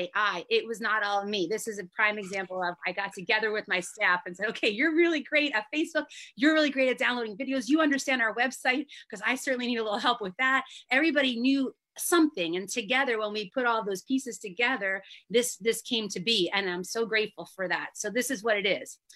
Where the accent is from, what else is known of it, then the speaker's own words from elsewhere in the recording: New Jersey, United States; now in Asbury Park, United States; I am maybe halfway up the Jersey coast where I grew up in South Jersey, and now we're up by like Asbury Park area